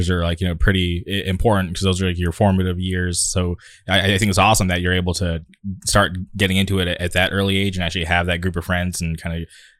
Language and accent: English; Palm Springs, California, United States; moved away as an adult; now in Orange County, United States; I grew up in the Palm Springs area, so I know like how hot it can get.